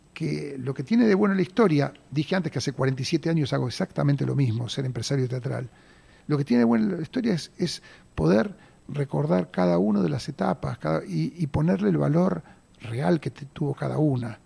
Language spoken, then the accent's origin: Spanish; Buenos Aires, Argentina; Yo de hecho nací en Mataderos, en esa, en esa casa